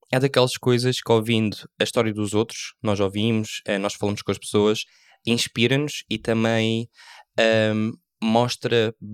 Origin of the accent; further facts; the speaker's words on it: Faro, Algarve, Portugal; now in Algarve, Portugal; eu vivo no Algarve, sou de Faro, um, faço fotografia de casamento